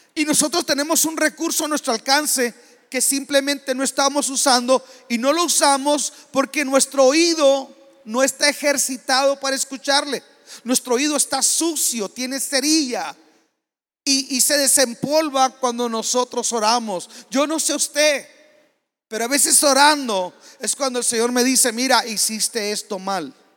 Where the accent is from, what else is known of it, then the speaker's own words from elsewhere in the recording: Mexico; como mexicanos y como latinoamericanos